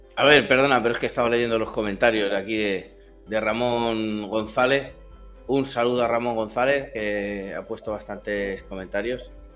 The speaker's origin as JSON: {"language": "Spanish", "country": "Spain", "tie": "born or raised there", "said": "yo soy español, nací en España, me he criado en España, he crecido en España"}